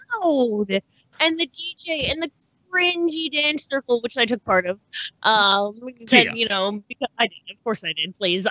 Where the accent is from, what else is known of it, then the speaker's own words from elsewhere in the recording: Canada; now in Wisconsin, United States; I'm a Canadian living in Wisconsin.